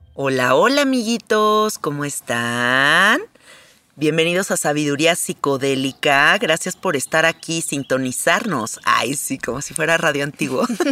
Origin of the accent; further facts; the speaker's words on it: Mexico; soy mexicana